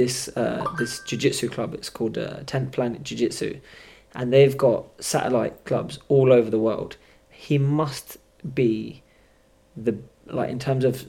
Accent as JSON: {"language": "English", "town": "Slough", "region": "South East England", "country": "United Kingdom", "said": "We're from Slough. Slough's a rough area"}